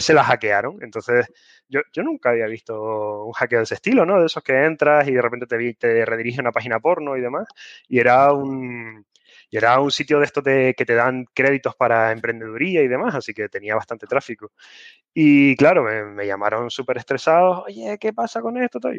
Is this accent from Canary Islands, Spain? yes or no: yes; Canary Islands, Spain; soy canario